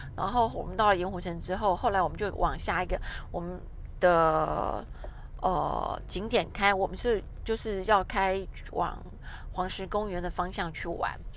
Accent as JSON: {"language": "Chinese", "country": "Taiwan", "said": "两个日本人跟两个台湾人这样搭配，刚好大家可以用自己的母语在沟通。"}